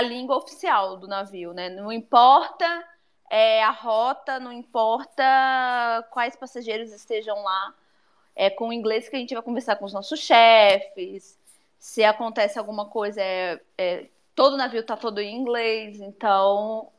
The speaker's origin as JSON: {"language": "Portuguese", "town": "São Mateus", "region": "Espírito Santo", "country": "Brazil", "said": "eu sou de São Mateus"}